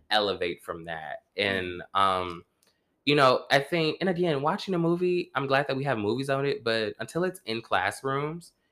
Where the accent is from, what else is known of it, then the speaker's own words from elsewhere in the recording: the South, United States; I'm from the South.